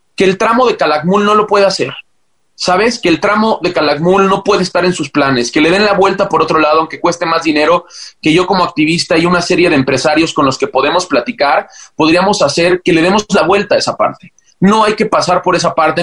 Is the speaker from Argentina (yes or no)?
no; Mexico; siendo mexicano